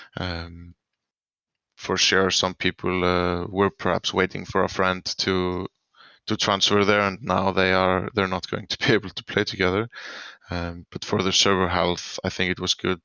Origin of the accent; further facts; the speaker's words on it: Iceland; I'm from Iceland.